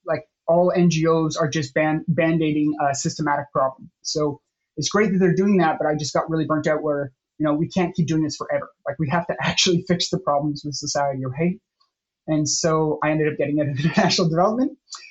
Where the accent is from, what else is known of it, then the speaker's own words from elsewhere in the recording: Canada; I'm originally Canadian from a small town, very, very small town